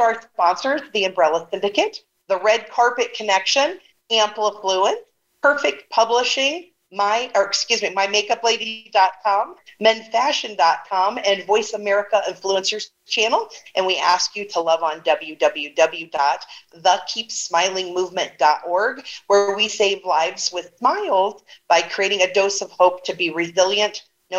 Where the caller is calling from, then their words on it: Las Vegas, Nevada, United States; I'm calling in from Vegas today.